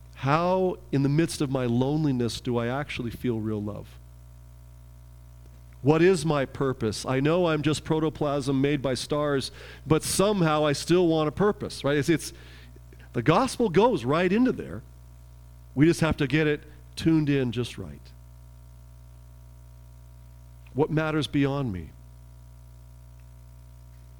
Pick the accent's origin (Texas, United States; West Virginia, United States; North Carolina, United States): Texas, United States; in my hometown in Texas, there's a ministry called Project Mentor